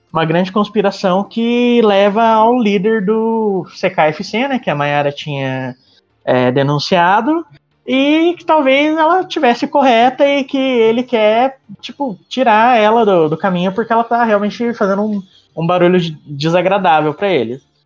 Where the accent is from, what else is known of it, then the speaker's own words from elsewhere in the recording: interior of São Paulo, Brazil; eu sou do interior de São Paulo